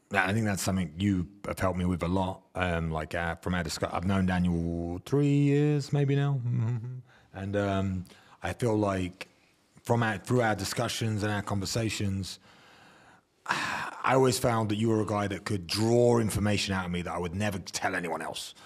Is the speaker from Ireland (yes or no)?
no; England, United Kingdom; as English people